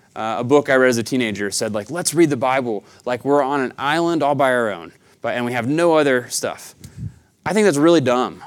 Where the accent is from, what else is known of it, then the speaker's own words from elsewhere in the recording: Chattanooga, Tennessee, United States; now in Tucson, United States; I'm from the Southeast, uh, Chattanooga, Tennessee